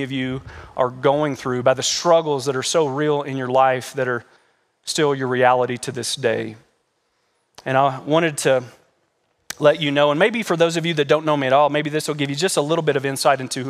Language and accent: English; Kentucky, United States; moved away; We come from Kentucky, and we call that the South, even though Kentucky's not really the South